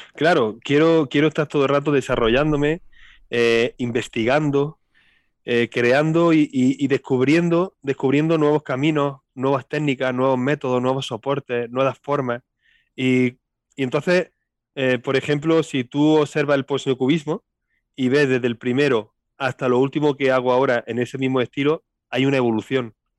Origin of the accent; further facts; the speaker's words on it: Linares, Andalusia, Spain; accent: Andalusian; nací aquí y aquí vivo siempre, aquí he vivido siempre.